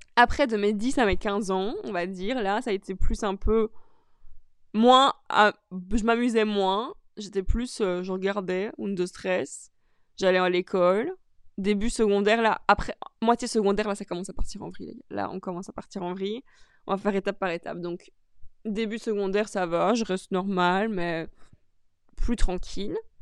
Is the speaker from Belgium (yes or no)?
yes; Charleroi, Wallonia, Belgium; now in Brussels, Belgium; Je suis née à Charleroi.